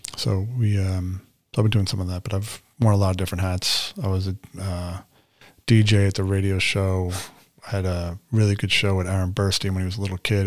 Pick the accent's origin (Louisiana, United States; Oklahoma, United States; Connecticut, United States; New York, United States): New York, United States; New York City; moved away; I had a pretty significant range of experience as a teenager, especially growing up in New York City